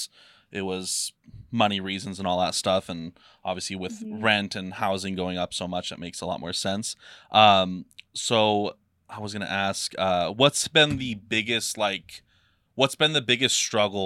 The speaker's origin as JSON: {"language": "English", "country": "Bosnia & Herzegovina", "moved": "yes", "lives_now": "United States", "said": "we're from Bosnia"}